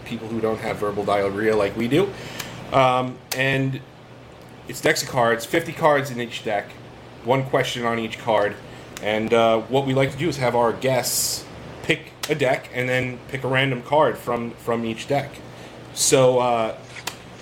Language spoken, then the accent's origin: English; New York, United States; we're from New York